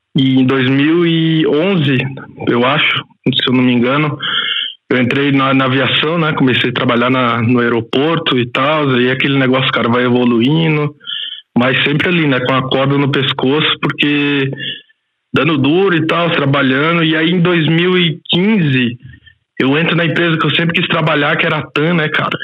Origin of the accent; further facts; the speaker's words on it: Goiás, Brazil; moved away as an adult; now in Switzerland; sou goiano, né? Nasci na periferia de lá